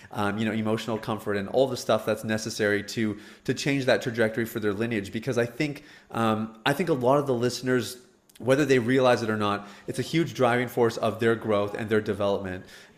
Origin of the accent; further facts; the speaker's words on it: Canada; As a Canadian, man, that's like, yeah, that's the worst.